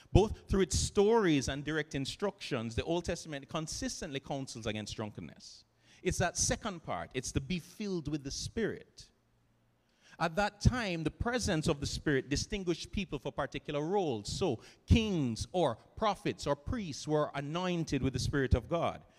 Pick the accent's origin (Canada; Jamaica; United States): Jamaica; here in Jamaica, growing up in the Christian student movement